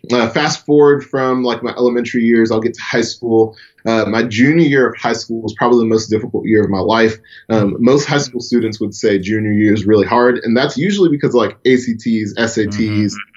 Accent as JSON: {"language": "English", "town": "Atlanta", "region": "Georgia", "country": "United States", "tie": "born or raised there", "said": "I'm born and raised in Atlanta, Georgia, still live in Atlanta today."}